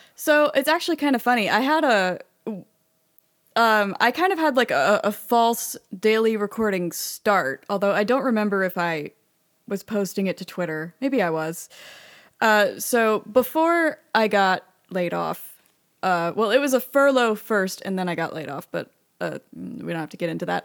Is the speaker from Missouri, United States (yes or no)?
no; Austin, Texas, United States; I was at U T and I grew up in Austin